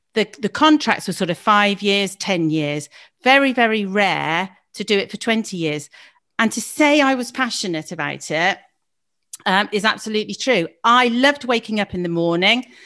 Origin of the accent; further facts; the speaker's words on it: Gloucester, South West England, United Kingdom; also born or lived in Leeds; I was born in Gloucester